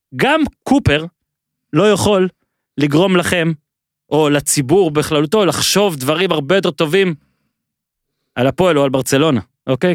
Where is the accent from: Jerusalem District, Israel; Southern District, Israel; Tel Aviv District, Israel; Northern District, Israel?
Northern District, Israel; Ben Ami; כשערוץ הספורט הגיע אלינו, למושב בן עמי